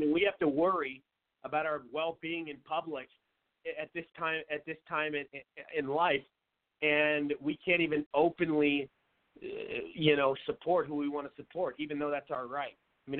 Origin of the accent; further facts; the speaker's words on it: Seattle, Washington, United States; I'm from Seattle, so I know a lot of people that vote Democrat.